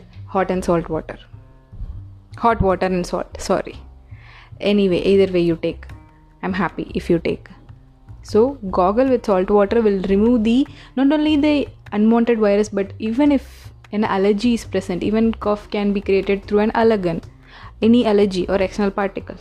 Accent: India; Being an Indian

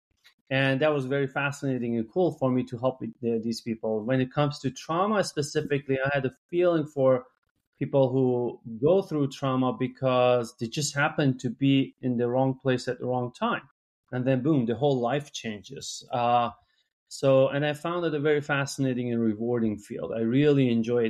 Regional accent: Iran; English is a second language; moved away as an adult; I'm from Iran, and where I went to medical school

